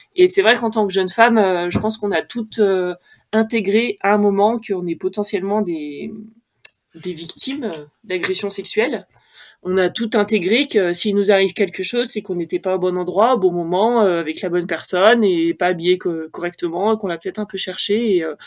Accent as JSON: {"language": "French", "area": "Haute-Savoie", "region": "Auvergne-Rhône-Alpes", "country": "France", "tie": "born or raised there", "said": "J'ai grandi en Haute-Savoie"}